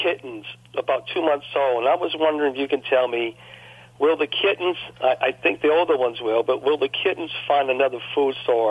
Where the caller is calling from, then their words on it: New Orleans, Louisiana, United States; I'm calling from a suburb of New Orleans. I'm right outside New Orleans, and a place that I just moved to about 7 or 8 months ago. I sold my home in New Orleans, and I moved into an apartment complex where my sister lived